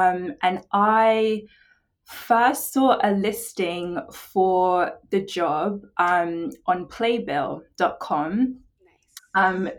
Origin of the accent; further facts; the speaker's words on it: England, United Kingdom; now in United States; They find out I'm from England and their response is always like, why are you here?